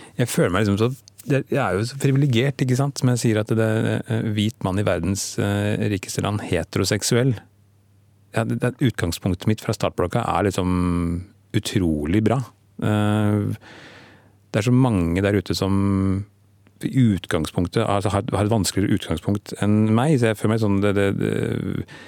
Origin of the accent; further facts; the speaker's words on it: Stokke, Vestfold, Norway; der jeg vokste opp, i Stokke